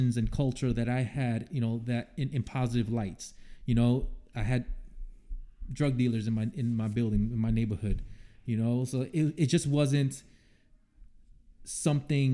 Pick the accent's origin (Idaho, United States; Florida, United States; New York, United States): New York, United States; New York City; moved away; growing up in the South Bronx, you know, I grew up, I didn't see a white person until I went to a high school that was 50% white.